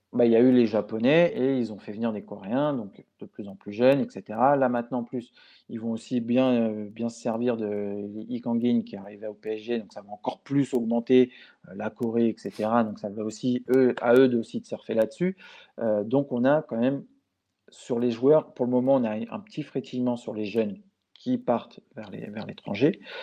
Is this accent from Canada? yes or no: no; France; chez nous en France